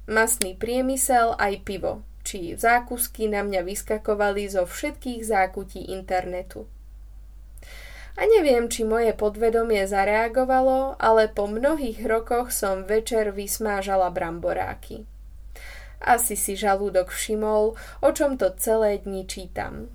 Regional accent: Slovakia; A ak ma pamäť neklame, tak som si privodila ako správna Slovenka žlčníkový záchvat už v detstve.

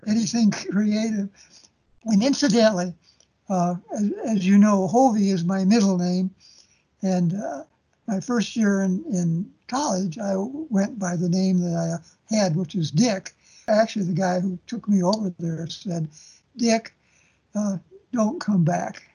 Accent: Des Moines, Iowa, United States; moved away as an adult; now in Waterloo, United States; Des Moines is my hometown, even though I'm in Waterloo. I was born and raised in Des Moines

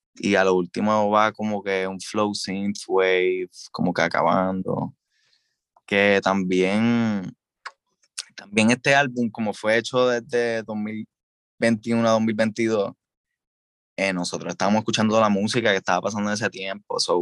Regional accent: Puerto Rico; Hablo como hablo, estoy hablando como un puertorriqueño común

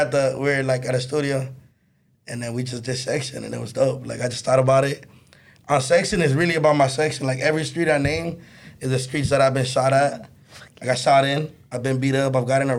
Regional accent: Los Angeles, California, United States; I grew up on Glendale Boulevard

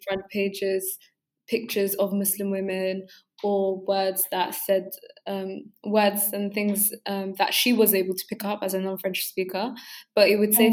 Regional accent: England, United Kingdom; first language English; also born or lived in London (NW10); me being able to say that I am from England.

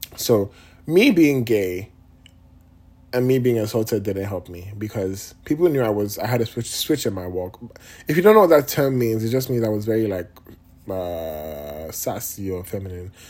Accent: Nigeria; now in United States; I'm Nigerian

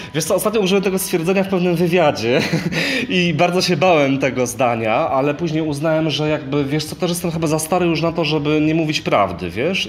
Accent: Częstochowa, Silesian Voivodeship, Poland; moved away; jak jeszcze mieszkałem w Częstochowie

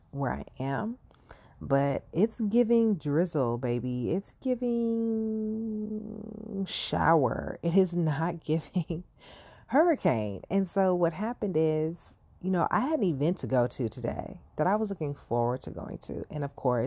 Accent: Los Angeles, California, United States; being a Californian, a Los Angeles native

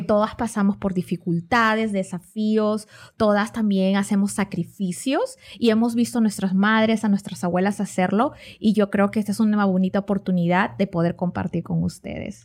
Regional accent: Peru; moved away; yo soy de Perú, vengo de América

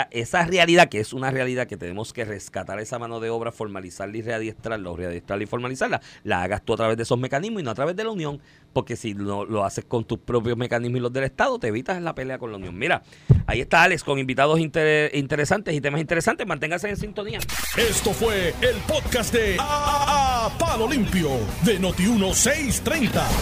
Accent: Cuba; moved away; Y yo soy cubano y vine aquí a trabajar y trabajo todos los días, 6

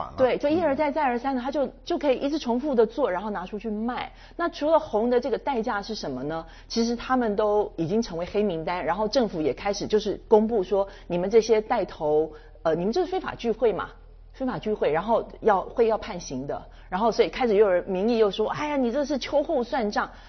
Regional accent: Taiwan; 我们就身为台湾人

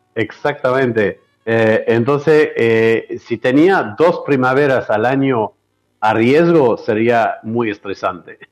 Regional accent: Bordeaux, Nouvelle-Aquitaine, France; Spanish is a second language; moved away as an adult; donde eh, me crié, que es en Francia, en Bordeaux

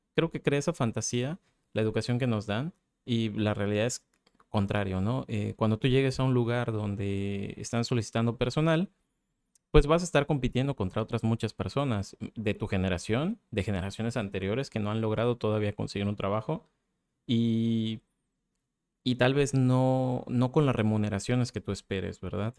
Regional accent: Mérida, Yucatán, Mexico; en mi ciudad natal, en Mérida

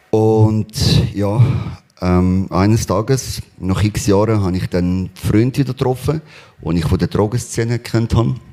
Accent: Spain; Ähm, ich bin in Spanien aufgewachsen. Wir sind sehr arm aufgewachsen.

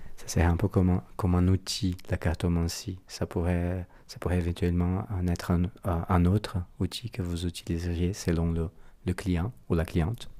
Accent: Brazil; accent: Brazilian; French is a second language; moved away; Mon accent brésilien

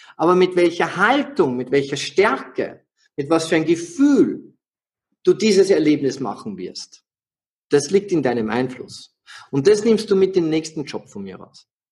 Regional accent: Austria; ich bin ein Österreicher

